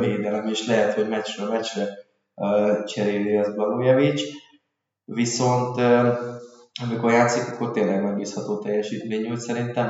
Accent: Debrecen, Hajdú-Bihar, Hungary; debreceni vagyok

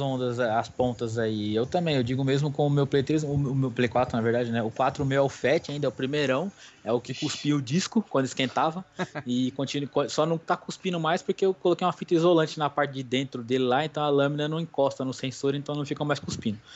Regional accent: Brazil; somos do Brasil, eu também sou

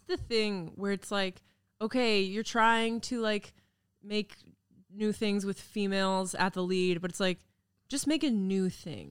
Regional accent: Kamloops, British Columbia, Canada; moved away; I grew up in Kamloops

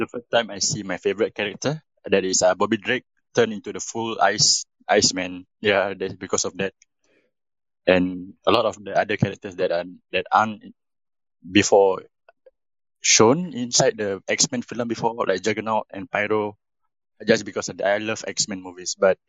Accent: Singapore; I'm from Singapore.

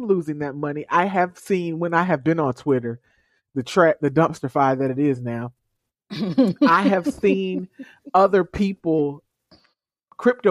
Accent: United States; I am an American

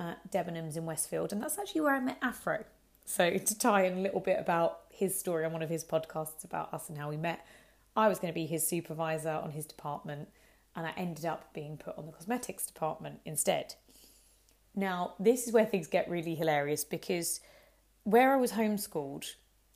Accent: Hertford, East of England, United Kingdom; also born or lived in Harrow; my hometown was in Hartford

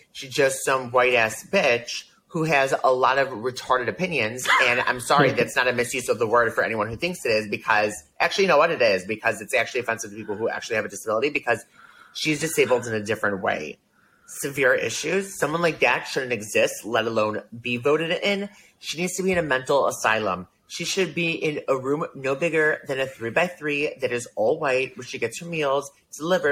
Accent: United States; moved away as an adult; now in Israel; an American who moved to Israel

